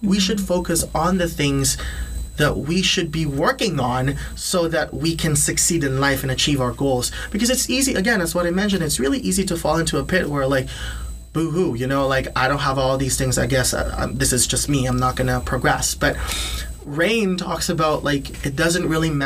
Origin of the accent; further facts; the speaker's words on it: Philippines; first language Tagalog; English is a second language; now in Canada; growing up in the Philippines